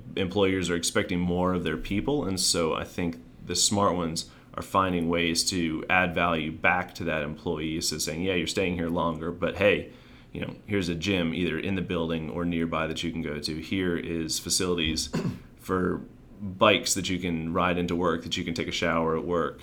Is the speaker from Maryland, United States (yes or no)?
yes; Maryland, United States; moved away as an adult; now in Raleigh, United States; born and raised in Maryland